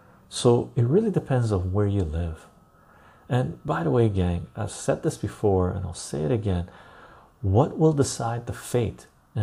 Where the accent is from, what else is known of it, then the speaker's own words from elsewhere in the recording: United Kingdom; but I am British.